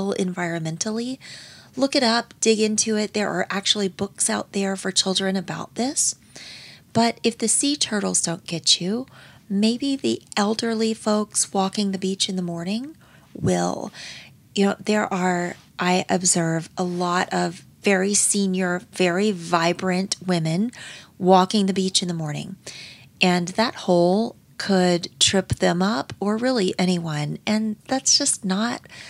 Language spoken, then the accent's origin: English; Pensacola, Florida, United States; my hometown at the Pensacola Naval Air Station. And growing up, how much fun was it to be at the beach